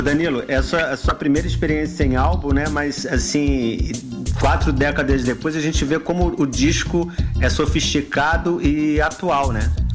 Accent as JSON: {"language": "Portuguese", "region": "Minas Gerais", "country": "Brazil", "said": "Minha conterrânea, também sou mineiro"}